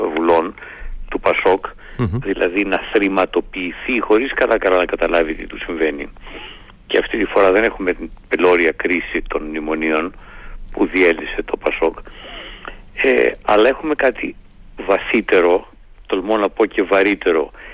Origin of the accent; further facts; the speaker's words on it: Greece; είμαι ένας Έλληνας πολίτης